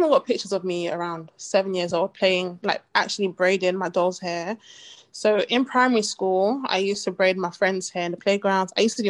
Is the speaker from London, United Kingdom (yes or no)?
yes; London, United Kingdom; Mm-hmm. I'm from East London